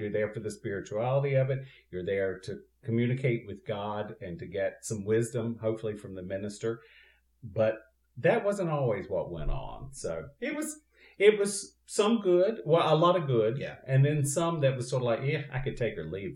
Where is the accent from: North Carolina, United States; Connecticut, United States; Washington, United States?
North Carolina, United States; Eastern; now in Southern California, United States; I went to a uh, Free Will Baptist Church in my little village that I grew up in in Eastern North Carolina